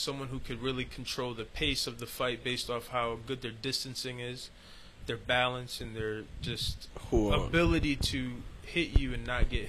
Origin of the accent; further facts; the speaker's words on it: Danbury, Connecticut, United States; growing up in Danbury